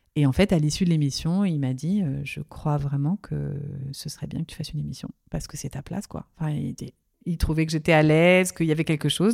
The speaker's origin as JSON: {"language": "French", "town": "Nancy", "region": "Grand Est", "country": "France", "tie": "born or raised there", "said": "J'ai grandi en Lorraine, à Nancy."}